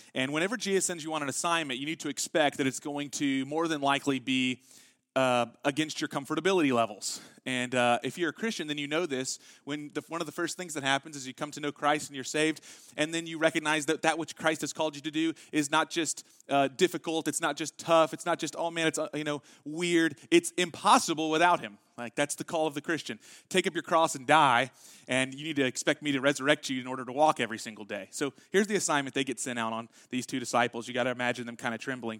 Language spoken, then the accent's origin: English; Texas, United States; we're from Texas